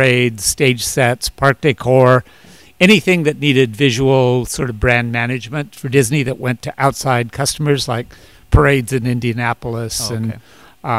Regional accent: Canada; now in Los Angeles, United States; I'm actually Canadian, so I'm a green card immigrant

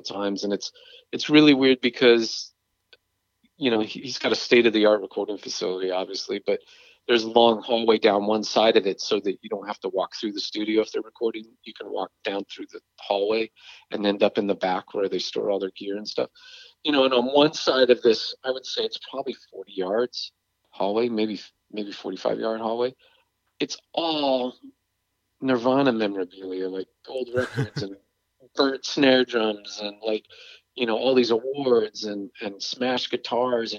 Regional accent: England, United Kingdom; moved away; growing up in England

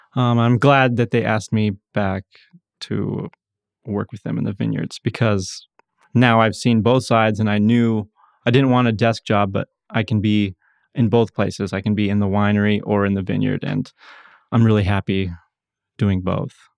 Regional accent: Ontario, Oregon, United States; moved away; I'm originally from Ontario, Oregon, Eastern Oregon

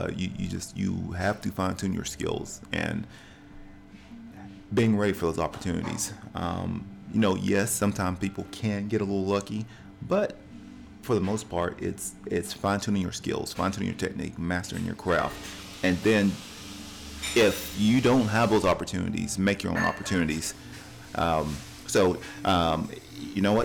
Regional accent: Cleveland, Tennessee, United States; we're at Ocoee Coffee Company here in Cleveland, Tennessee, my hometown

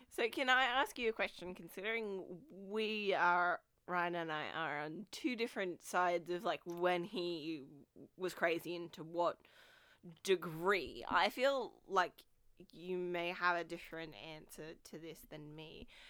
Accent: Australia; as an Australian person

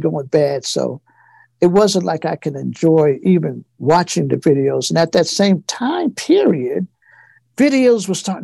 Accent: New Jersey, United States; my hometown, which is a Giant Stadium up in New Jersey

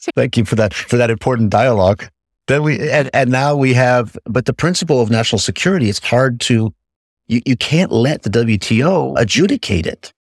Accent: United States; now in Europe; I'm an American in Europe.

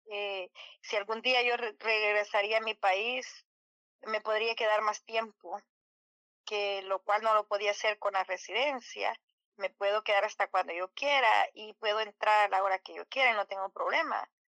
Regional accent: El Salvador; now in United States; Bueno, ah, yo vengo de El Salvador y hace años uniré a este país. Ah, eh, Vine hace como 30 años.

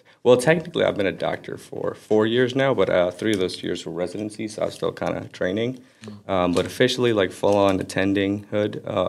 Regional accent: Florida, United States; also born or lived in Aley, Lebanon / California; I was born there and then moved to America when I was 8. So we lived in Florida pretty much ever since. That's where my family's at right now.

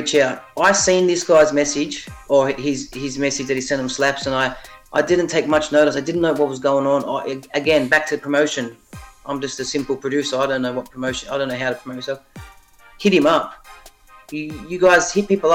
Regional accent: Sydney, New South Wales, Australia; And I'm from Sydney. I'm from Sydney, Australia. Shout out to Ingleburn

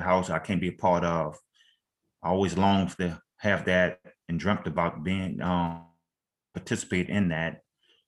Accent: Louisiana, United States; I'm from Louisiana.

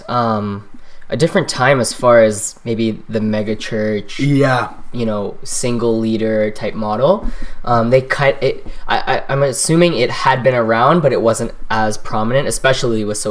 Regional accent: Canada; also born or lived in Trinidad and Tobago; I was born in Trinidad and Tobago, right, and that was where I was born, and then my family and I migrated to Canada when I was 2

